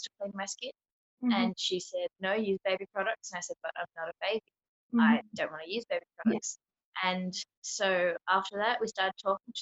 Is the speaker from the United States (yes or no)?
no; Melbourne, Victoria, Australia; I'm from Melbourne, Victoria in Australia.